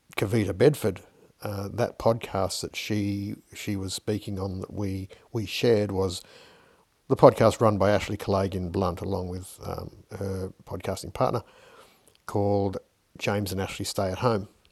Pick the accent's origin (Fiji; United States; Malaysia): Fiji; as a young kid growing up in Fiji